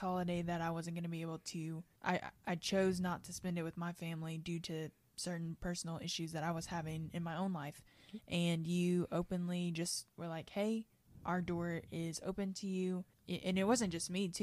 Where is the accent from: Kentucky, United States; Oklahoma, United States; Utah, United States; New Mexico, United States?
Kentucky, United States; I grew up in Kentucky